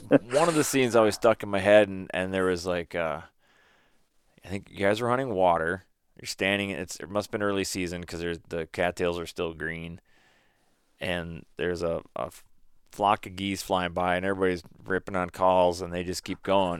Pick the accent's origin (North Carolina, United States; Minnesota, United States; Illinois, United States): Minnesota, United States; growing up in Minnesota